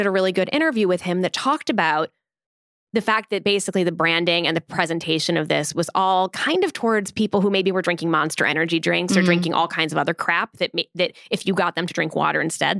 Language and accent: English; Dunlap, Illinois, United States; So Delia is a growth and trends editor at BuzzFeed who happens to be from my hometown, Dunlap